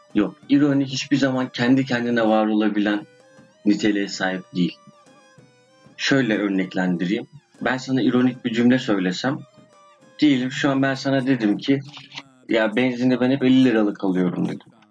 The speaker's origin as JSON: {"language": "Turkish", "country": "Turkey", "tie": "born or raised there", "first_language": "Turkish", "said": "Doğduğum, büyüdüğüm yer"}